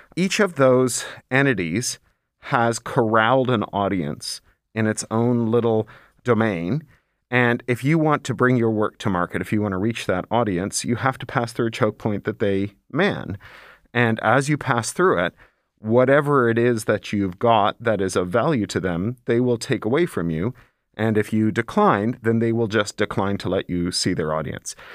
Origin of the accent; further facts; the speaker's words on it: Toronto, Ontario, Canada; when I was growing up in Toronto